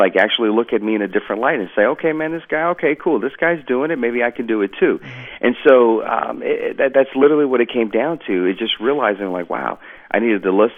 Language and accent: English; Georgia, United States; moved away as an adult; I was allowed to go home to my hometown of Georgia